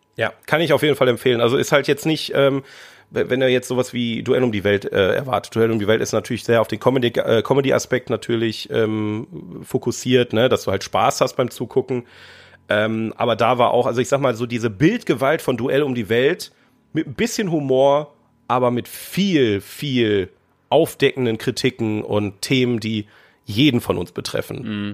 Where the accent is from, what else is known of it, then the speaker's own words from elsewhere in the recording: Ruhr area, North Rhine-Westphalia, Germany; wir kommen aus dem Ruhrgebiet